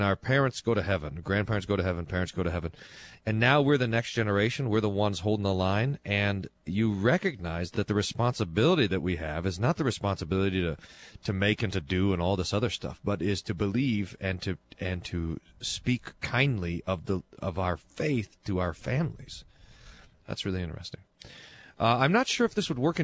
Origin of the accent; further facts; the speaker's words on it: Kerrville, Texas, United States; moved away; my hometown where I was born